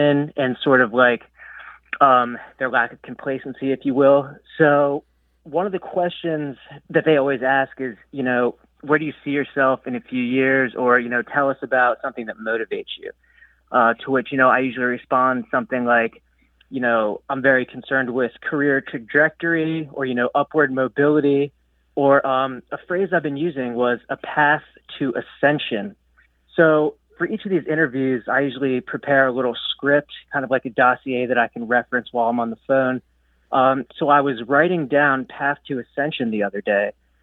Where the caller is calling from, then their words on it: Lewes, Delaware, United States; I'm calling from Lewis, Delaware